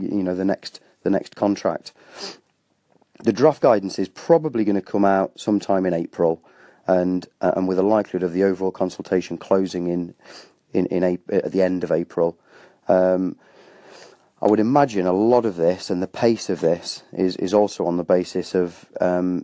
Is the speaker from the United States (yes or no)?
no; Wales, United Kingdom; I'm Welsh